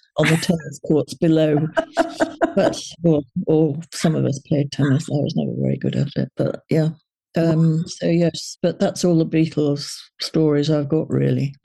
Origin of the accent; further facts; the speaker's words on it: Liverpool, North West England, United Kingdom; they were from Liverpool, and so was